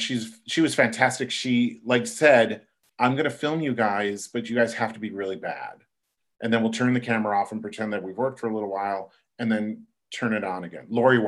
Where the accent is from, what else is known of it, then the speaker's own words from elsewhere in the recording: Buffalo, New York, United States; born there; I was born in Buffalo, New York.